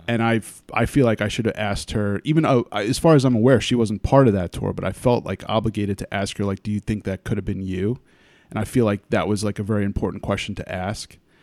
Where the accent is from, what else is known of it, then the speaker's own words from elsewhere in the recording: Wappingers Falls, New York, United States; I'm from, um, the Hudson Valley, Beacon, Wappingers Falls area